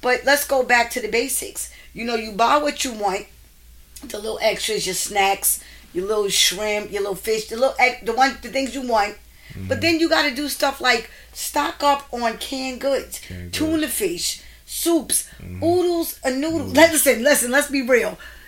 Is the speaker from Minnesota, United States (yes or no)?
no; Staten Island, New York, United States; Like it hit Staten Island. I'm from Staten Island.